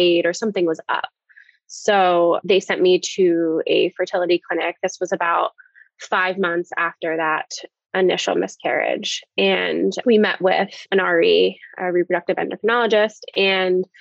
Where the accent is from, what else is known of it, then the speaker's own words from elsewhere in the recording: New Jersey, United States; now in Pennsylvania, United States; I'm originally from South Jersey, New Jersey